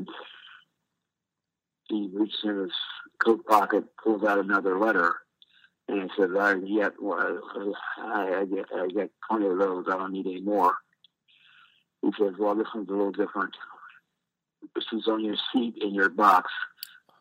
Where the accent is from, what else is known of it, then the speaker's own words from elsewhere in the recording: Ohio, United States; moved away as an adult; also born or lived in Milwaukee; when I went to Cleveland, I went back to my home state